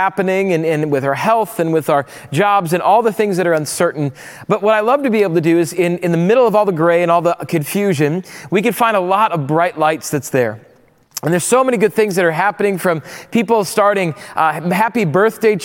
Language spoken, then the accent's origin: English; Rapid City, South Dakota, United States; moved away; I grew up in Rapid City, South Dakota